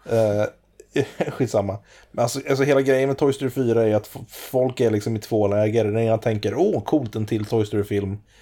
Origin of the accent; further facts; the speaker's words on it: Vårgårda, Västra Götaland, Sweden; jag kommer från Vårgårda